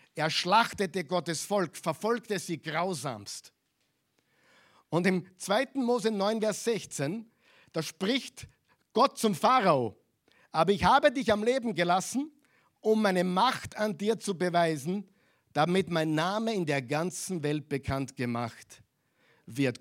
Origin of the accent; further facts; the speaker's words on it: Austria; also born or lived in Vienna; Wir sind Österreicher hier in Wien